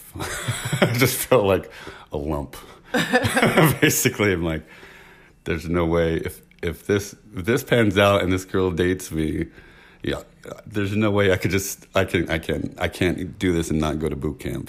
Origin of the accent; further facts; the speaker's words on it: San Francisco, California, United States; I'm from San Francisco